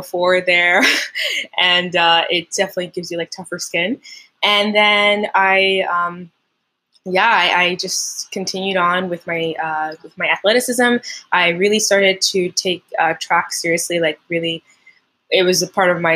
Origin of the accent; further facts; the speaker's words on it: Montreal, Quebec, Canada; first language French; English is a second language; now in Ontario, Canada; I'm from Montreal. Originally, my first language is French, and then I learned English when I was like 7 or 8.